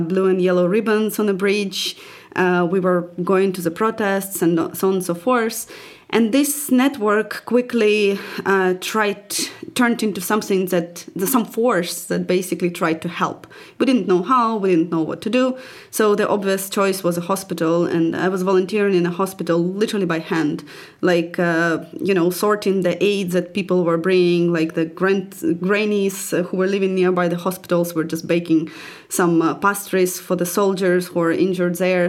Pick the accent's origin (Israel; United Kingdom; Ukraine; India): Ukraine; Dnipro, Dnipropetrovsk Oblast; I was a children coach back, back in twenty fourteen in my hometown in Dnipro.